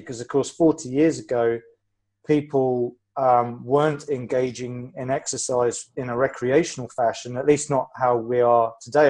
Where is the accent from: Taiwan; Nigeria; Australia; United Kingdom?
United Kingdom; England; being a Brit, I like talking about the weather